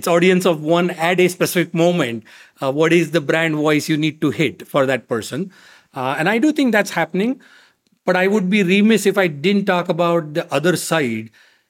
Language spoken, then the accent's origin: English; India; moved away as an adult; now in United States; I was obviously very fortunate growing up in India, as you can imagine, access to technology